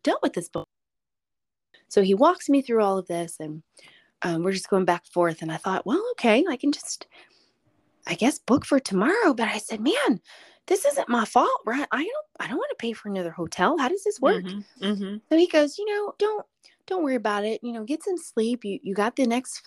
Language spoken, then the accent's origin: English; Fort Lauderdale, Florida, United States; moved away; I grew up here in Fort Lauderdale, Florida, and so I have family here.